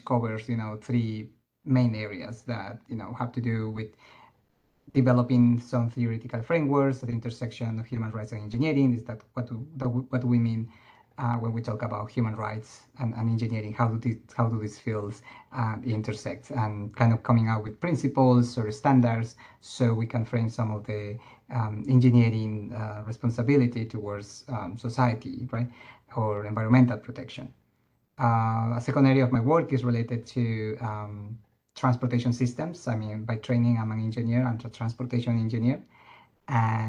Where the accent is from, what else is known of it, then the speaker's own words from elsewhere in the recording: Peru; also born or lived in Puerto Rico / Indiana; now in Connecticut, United States; I am originally from Peru. I lived for some time in Puerto Rico and in Indiana.